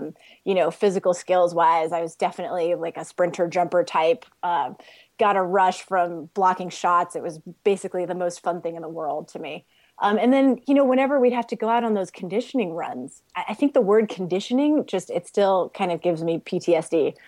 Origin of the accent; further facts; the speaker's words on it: Hong Kong; I grew up overseas in Hong Kong, so you can imagine the height differential there.